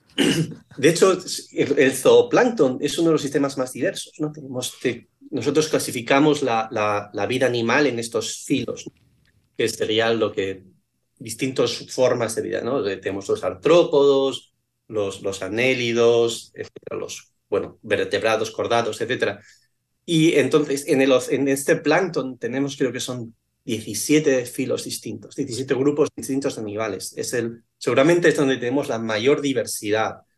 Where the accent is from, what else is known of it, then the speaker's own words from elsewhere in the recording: Asturias, Spain; moved away as an adult; also born or lived in Connecticut, United States; now in Bermuda; Yo que soy de Asturias